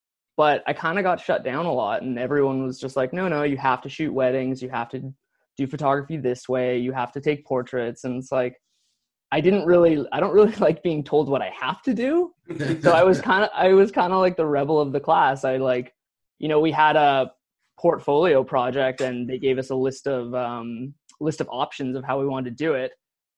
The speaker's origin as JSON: {"language": "English", "town": "Nanaimo", "region": "British Columbia", "country": "Canada", "tie": "born or raised there", "said": "I grew up in Nanaimo. So Nanaimo is on the east side of Vancouver Island."}